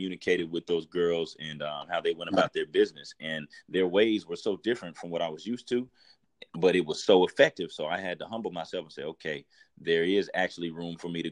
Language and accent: English; Tulsa, Oklahoma, United States; I'm from Tulsa, Oklahoma. I'm an inner city kid, played ball at Central High School, graduated in 2007